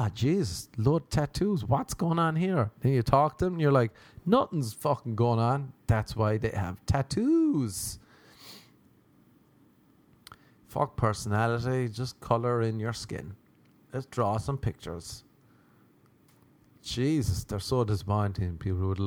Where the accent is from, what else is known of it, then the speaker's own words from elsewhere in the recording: Ireland; moved away as an adult; now in United States; growing up in Ireland